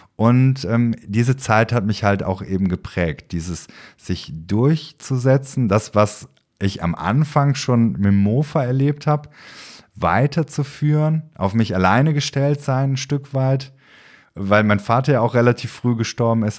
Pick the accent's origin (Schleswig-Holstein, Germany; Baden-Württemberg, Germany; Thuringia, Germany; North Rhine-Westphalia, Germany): North Rhine-Westphalia, Germany; Aachen; Ich bin ja gebürtiger Aachener